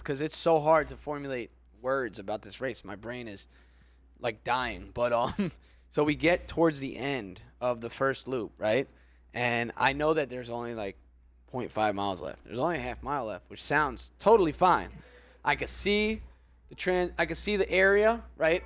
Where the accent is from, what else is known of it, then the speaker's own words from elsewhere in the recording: Florida, United States; we're from Florida